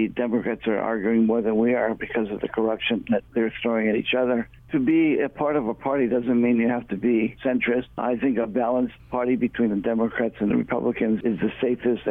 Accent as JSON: {"language": "English", "region": "Hawaii", "country": "United States", "tie": "born or raised there", "said": "people of Hawaii, especially those who have been living here their whole lives like I have"}